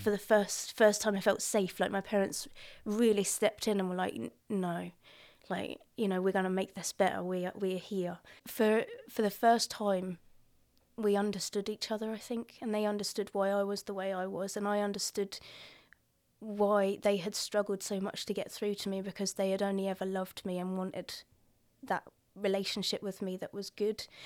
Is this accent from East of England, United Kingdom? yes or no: yes; Colchester, East of England, United Kingdom; I grew up in Colchester, not very far from here.